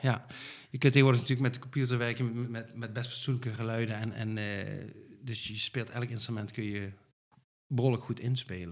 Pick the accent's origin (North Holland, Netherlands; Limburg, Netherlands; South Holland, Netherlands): Limburg, Netherlands; moved away as an adult; now in North Brabant, Netherlands; Van Limburg, Ja, echt een Limburger. Ik woon al, eh, hoe lang? 16 jaar in Brabant, maar ik blijf Limburger